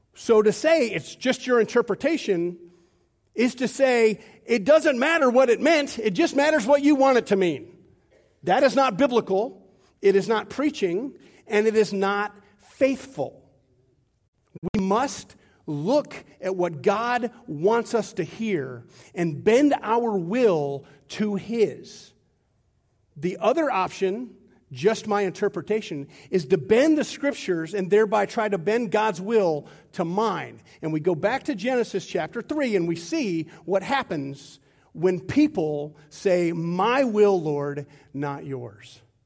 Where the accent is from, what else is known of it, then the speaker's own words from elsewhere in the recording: United States; I'm as American as they come